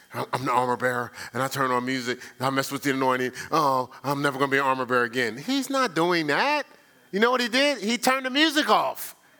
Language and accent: English; Newark, New Jersey, United States; I'm from Newark